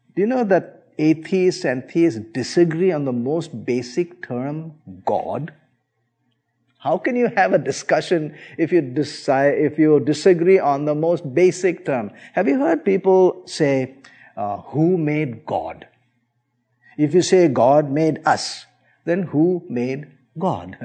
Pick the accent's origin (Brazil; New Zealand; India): India; I was born and brought up in India